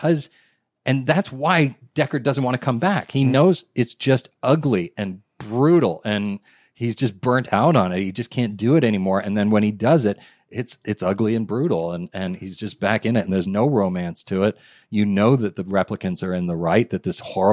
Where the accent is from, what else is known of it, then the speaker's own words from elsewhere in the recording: Japan; moved away; I grew up in Japan